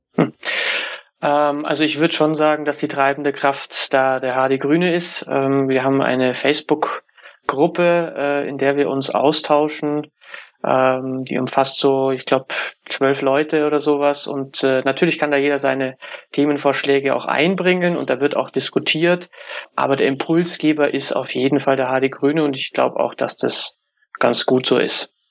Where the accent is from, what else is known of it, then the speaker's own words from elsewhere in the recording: Munich, Bavaria, Germany; Ich komme aus München